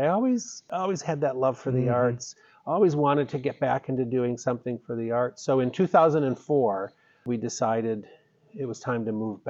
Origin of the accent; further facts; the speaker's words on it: Syracuse, New York, United States; moved away as an adult; also born or lived in Charlotte, North Carolina; I'm from Central New York, Syracuse, but started working at Chautauqua Institution right out of college. And from there, went to work for a telephone company, which took me to North Carolina.